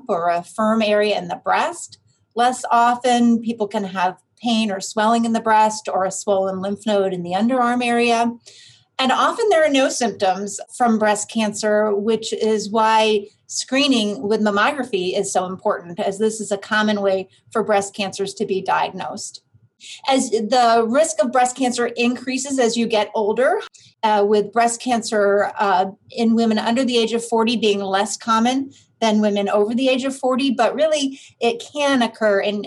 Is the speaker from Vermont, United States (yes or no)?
yes; Vermont, United States; moved away as an adult; also born or lived in Philadelphia, Pennsylvania; now in Cleveland, United States; I actually grew up in Vermont